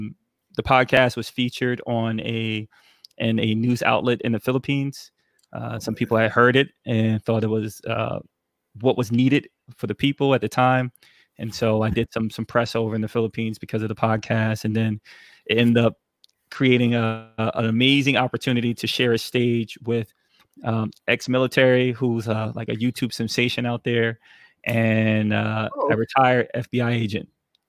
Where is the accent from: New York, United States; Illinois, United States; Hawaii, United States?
New York, United States; New York City; also born or lived in Germany / San Antonio / North Carolina; So San Antonio, North Carolina, and then also we ended up settling in New York City, and where I learned a lot in Brooklyn.